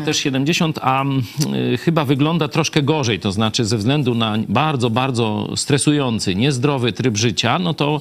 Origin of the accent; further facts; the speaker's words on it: Lublin, Lublin Voivodeship, Poland; jesteśmy z Lublina, nawet dość z tej samej, można powiedzieć, dzielnicy